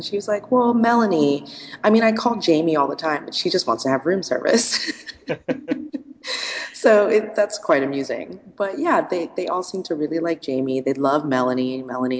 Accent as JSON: {"language": "English", "country": "United States", "said": "I'm from the States."}